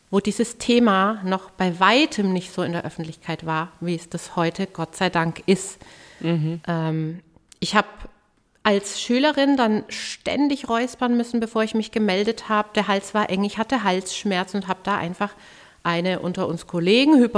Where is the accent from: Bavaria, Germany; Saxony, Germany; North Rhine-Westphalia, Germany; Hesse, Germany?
Bavaria, Germany; Herzogenaurach; in meiner Heimatstadt Herzogenaurach.